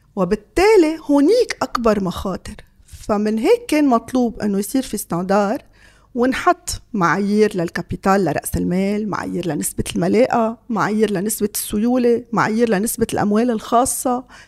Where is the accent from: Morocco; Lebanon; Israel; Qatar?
Lebanon